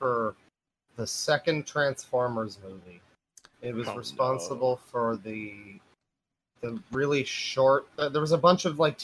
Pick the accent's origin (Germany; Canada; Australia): Canada; Being Canadian